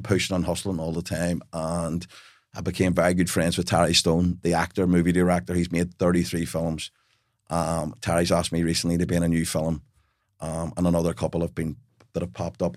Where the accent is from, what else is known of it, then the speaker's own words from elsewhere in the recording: Belfast, Northern Ireland, United Kingdom; I grew up in Belfast in a house full of love, but we had, we were penniless.